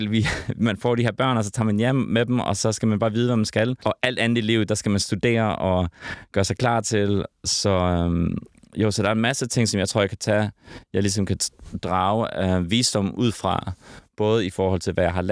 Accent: Herning, Central Denmark Region, Denmark; also born or lived in Sydney, Australia; now in Copenhagen, Denmark; Vi voksede op i Herning. Okay. I det mørke Jylland.

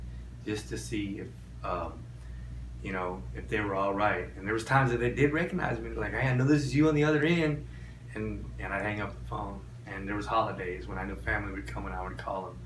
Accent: Rio Grande Valley, Texas, United States; born or raised there; also born or lived in Orlando, Florida

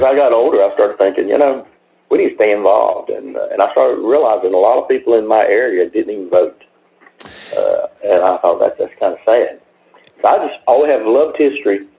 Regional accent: Kings Mountain, North Carolina, United States; Growing up in Kings Mountain, North Carolina

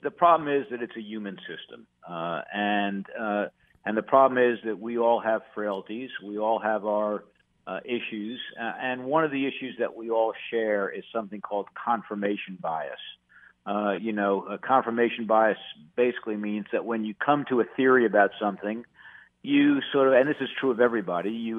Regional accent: New York, United States; moved away as an adult; now in North Carolina, United States; I was born in New York

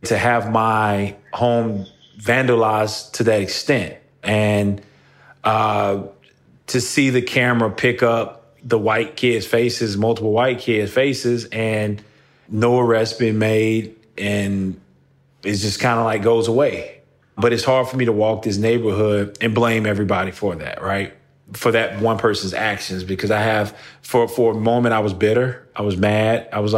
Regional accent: Moss Point, Mississippi, United States; moved away; I grew up in Moss Point, Mississippi, a really small town on the Gulf Coast of Mississippi

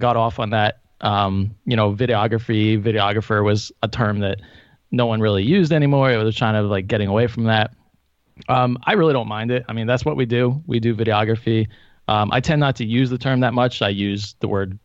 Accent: the Poconos, Pennsylvania, United States; now in Scranton, United States; I'm originally from the Poconos, and I live in Scranton now.

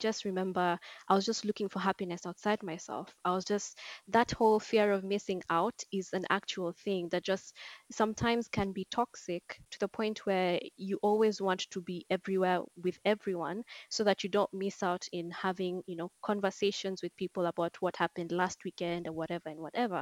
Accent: Nairobi, Kenya; I'm from Nairobi, Kenya.

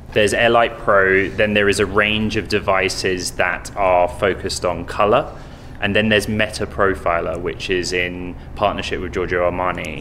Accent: San Francisco, California, United States; my hometown, mm-hmm. San Francisco.

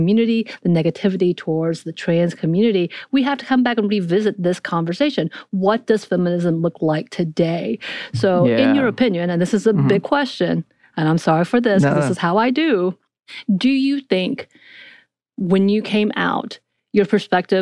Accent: North Georgia, United States; I grew up in North Georgia where everything's very binary anyway.

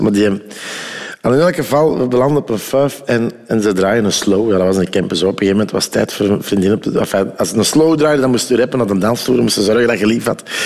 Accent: Ghent, Flanders, Belgium; also born or lived in Oostelo (uncertain ASR); bij ons in Gent lag de Scheldenarm

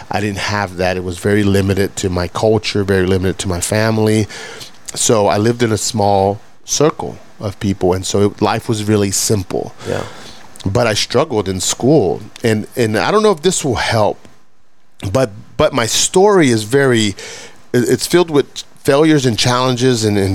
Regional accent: Fort Worth, Texas, United States; I grew up in Southside Fort Worth, and uh, when I started school, you know, I'm, I'm first generation. You know, m- uh, very little money very little English in the household, no education on my parents' behalf.

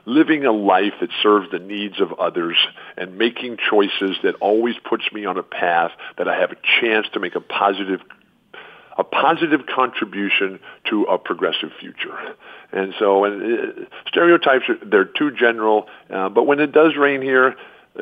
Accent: San Diego, California, United States; also born or lived in Pacific Northwest; This is my hometown. Yep. I was born here 66 years ago.

